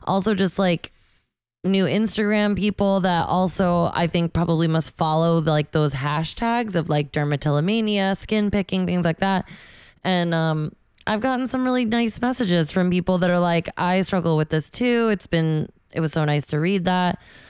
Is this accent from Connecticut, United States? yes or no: yes; Connecticut, United States; Oh, near my hometown.